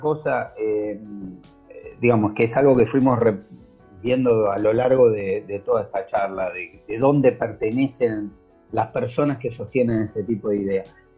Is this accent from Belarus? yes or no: no; Argentina; yo soy argentino